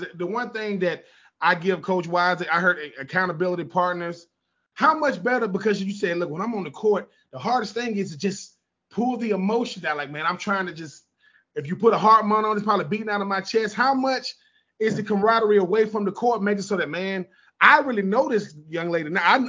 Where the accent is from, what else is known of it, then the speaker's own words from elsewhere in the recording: Hoover, Alabama, United States; Listen, man, I'm from Hoover, Alabama. People think of Hoover, Alabama. They ain't thinking ladies volleyball.